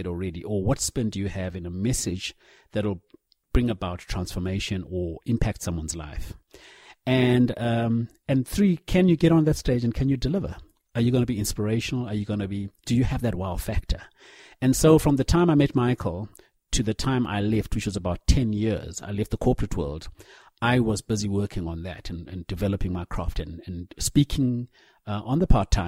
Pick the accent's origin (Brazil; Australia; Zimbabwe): Zimbabwe; moved away as an adult; now in South Africa; growing up in Zim, very much the biggest influences were through the church